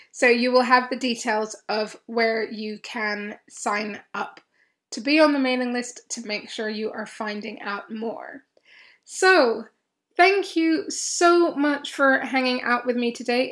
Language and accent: English; Kenya; moved away; I grew up in Kenya for many, many years of my life, certainly for most of my schooling years